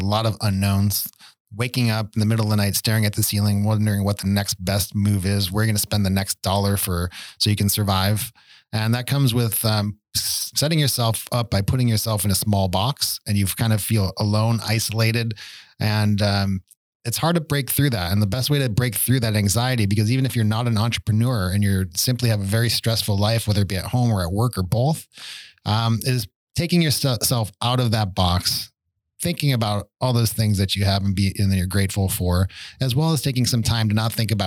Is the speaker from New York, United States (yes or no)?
yes; Buffalo, New York, United States; I grew up in Buffalo